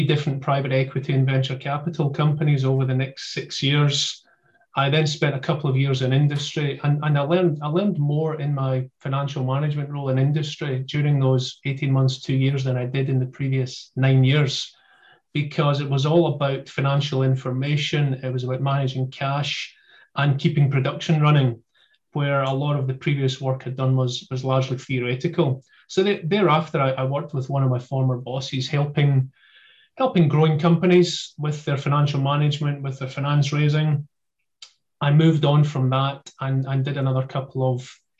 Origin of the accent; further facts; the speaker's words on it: Glasgow, Scotland, United Kingdom; accent: Glasgowian; I'm located just outside Glasgow in Scotland.